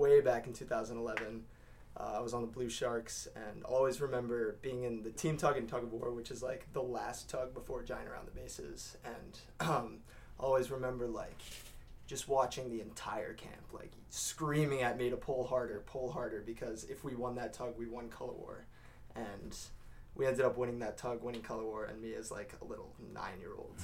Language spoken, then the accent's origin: English; Westport, Connecticut, United States; I'm from Westport, Connecticut